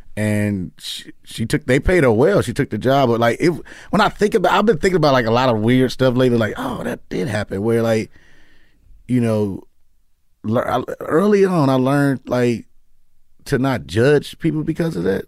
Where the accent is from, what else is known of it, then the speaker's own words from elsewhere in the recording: Chicago, Illinois, United States; moved away as an adult; also born or lived in New York; now in Los Angeles, United States; I'm from Chicago, but I lived in New York for two years, and then I came here